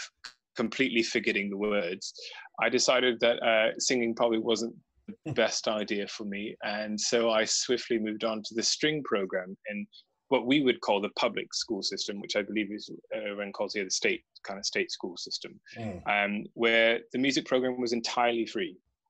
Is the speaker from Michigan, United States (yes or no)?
no; Charleston, South Carolina, United States; moved away; Yes, I'm originally from the United States. I entirely blame my accent on my beautiful girlfriend, now fiancé. I got rid of that when I came here. But I'm originally from, I was raised in a small city called Charleston in South